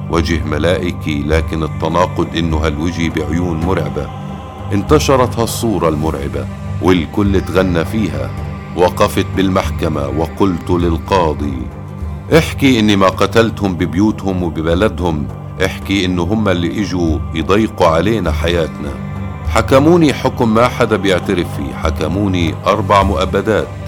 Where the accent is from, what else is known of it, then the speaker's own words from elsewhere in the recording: Kobar, West Bank, Palestine; وتبدل الحزن لفرح بقريتنا كوبر وبكل بيت فلسطيني